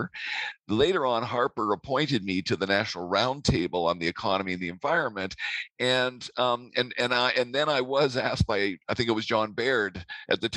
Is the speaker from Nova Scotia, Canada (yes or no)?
no; Vancouver, British Columbia, Canada; also born or lived in Grenoble, France; I'm from Vancouver originally